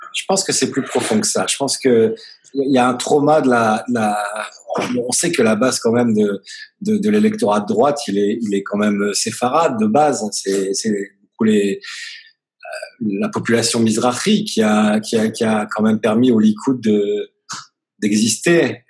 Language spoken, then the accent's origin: French; France; now in Tel Aviv, Israel; nous, on est français